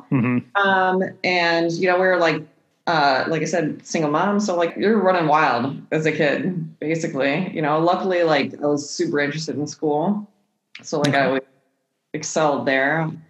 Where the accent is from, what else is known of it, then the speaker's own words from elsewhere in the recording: Midwest, United States; also born or lived in California; I was born all the way in California, but we're from the Midwest. California got too expensive for my mom by the time she had my brother, her third kid, so we came back to the Midwest